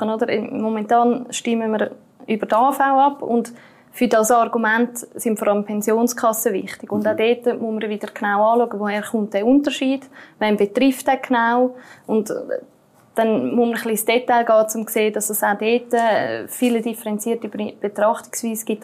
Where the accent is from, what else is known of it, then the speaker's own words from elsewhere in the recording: Switzerland; als Schweizer Bürger kann ich das zurückfordern